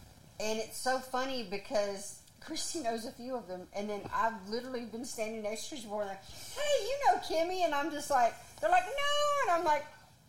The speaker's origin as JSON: {"language": "English", "region": "the South", "country": "United States", "said": "I'm from the South."}